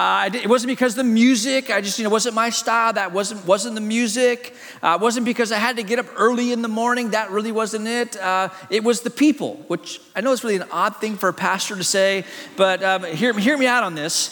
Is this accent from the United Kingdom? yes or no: no; Hong Kong; born there; As a kid, my parents are missionaries in China. I was born in Hong Kong.